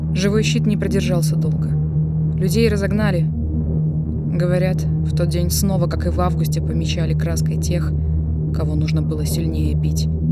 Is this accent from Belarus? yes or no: yes; Belarus; мы все, белорусы, настоящие белорусы